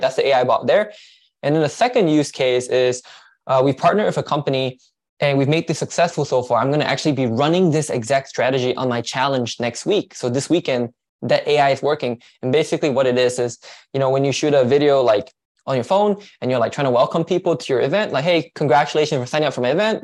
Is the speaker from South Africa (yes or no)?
no; Malaysia; now in United States; I'm from Malaysia, so I'm actually an immigrant.